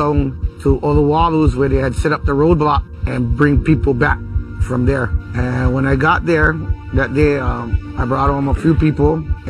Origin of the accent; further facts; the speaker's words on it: Molokai, Hawaii, United States; born and raised on Molokai